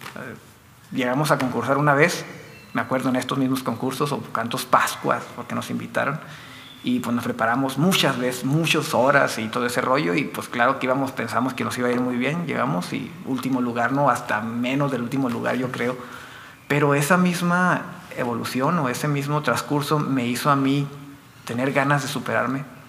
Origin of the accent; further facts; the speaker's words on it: Meoqui, Chihuahua, Mexico; also born or lived in Delicias, Chihuahua; nací en Delicias, soy originario de Delicias, pero estoy radicando desde siempre en Las Puentes.